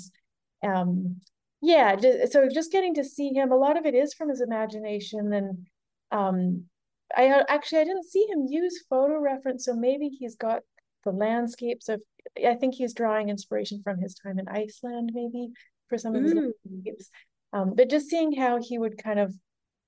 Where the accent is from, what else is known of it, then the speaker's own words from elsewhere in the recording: Nelson, British Columbia, Canada; now in New York City, United States; I was in Nelson some of the time that I was working on this painting, my hometown in Canada